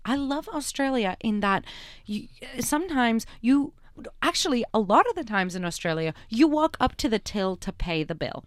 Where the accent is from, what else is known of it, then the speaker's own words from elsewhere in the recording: Canada; I'm a Canadian.